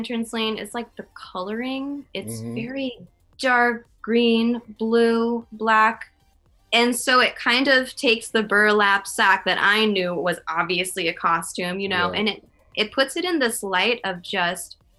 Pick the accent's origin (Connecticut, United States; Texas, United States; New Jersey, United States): Connecticut, United States; I'm from Connecticut